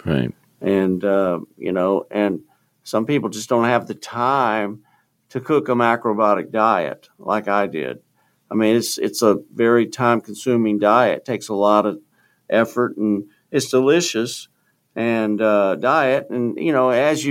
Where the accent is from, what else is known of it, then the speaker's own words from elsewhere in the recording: Houston, Texas, United States; moved away; getting down to Houston, my hometown